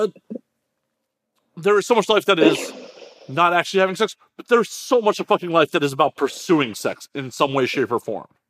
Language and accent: English; Midwest, United States; now in Los Angeles, United States; I grew up in the Midwest